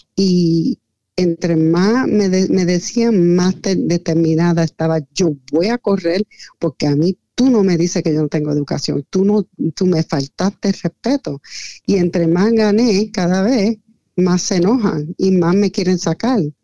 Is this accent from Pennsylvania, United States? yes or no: yes; Lancaster, Pennsylvania, United States; also born or lived in New York / Puerto Rico; mi infancia, cuando nosotros tuvimos que salir de Nueva York por una emergencia um, de vida o muerte, nosotros llegamos a Lancaster